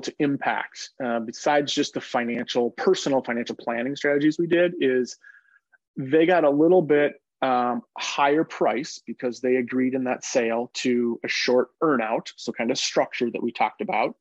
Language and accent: English; Minnesota, United States; growing up in Minnesota, I was surrounded by these, you know, blue-collar baby boomers